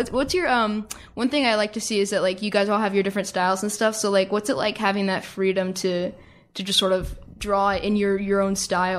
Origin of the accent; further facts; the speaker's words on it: East Coast, United States; I'm from the East Coast and I just sort of came out here just for the summer.